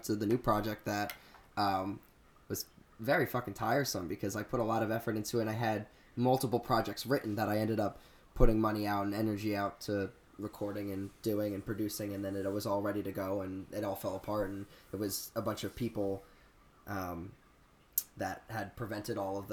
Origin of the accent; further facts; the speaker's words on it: New Jersey, United States; I grew up in South Jersey where everyone's a rock star